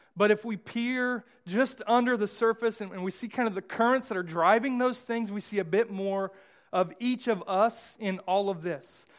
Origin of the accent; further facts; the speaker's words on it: United States; I, I'm American